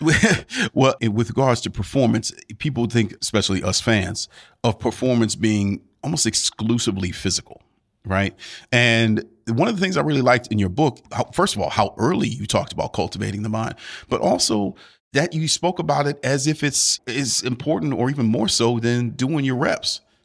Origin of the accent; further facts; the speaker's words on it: Cleveland, Ohio, United States; I'm from Cleveland, born and raised